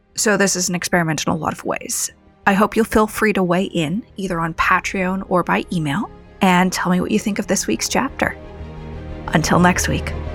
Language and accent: English; United States; as an American